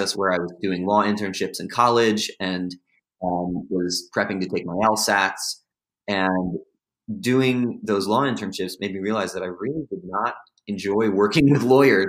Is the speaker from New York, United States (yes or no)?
yes; South Salem, New York, United States; moved away; I was given to my parents, John and Brenda …, who raised me in South Salem, New York, my hometown